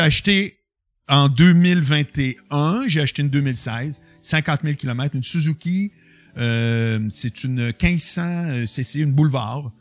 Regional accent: Quebec City, Quebec, Canada; moved away as an adult; now in Montreal, Canada; Je viens de Québec, mais j'ai jamais habité à Québec depuis que j'ai 25

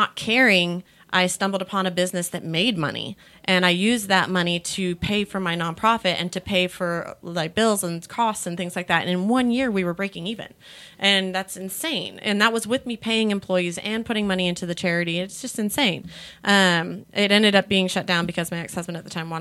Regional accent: California, United States; now in Texas, United States; I'm back in California because I'm also from California

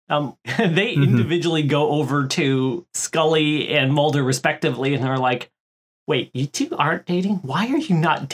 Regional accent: Florida, United States; I grew up in Florida

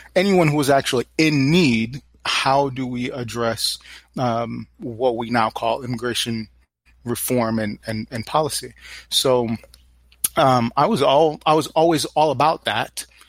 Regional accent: New York City, New York, United States; I grew up in New York City, Brooklyn specifically

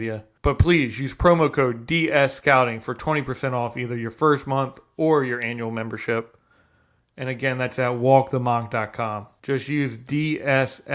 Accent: Delaware, United States; we're from Delaware and small town as well

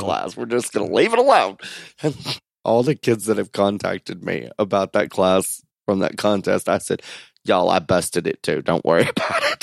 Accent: United States; born or raised there

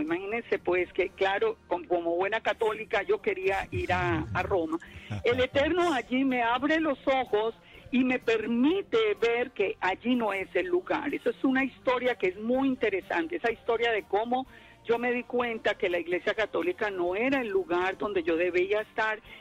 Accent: Armenia, Quindío, Colombia; moved away as an adult; also born or lived in Long Island, United States; now in United States; yo nací en Armenia, en Colombia, y, y allá, bueno, viví prácticamente toda mi vida

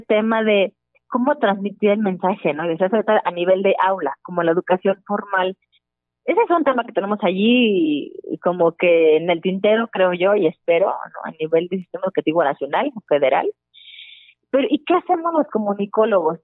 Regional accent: Guadalajara, Jalisco, Mexico; moved away; yo soy de Guadalajara

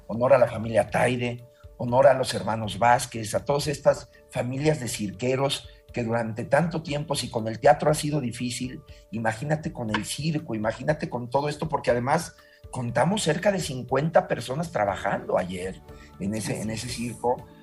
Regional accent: Mexico; México es mi país, lo amo y soy feliz de trabajar en mi país

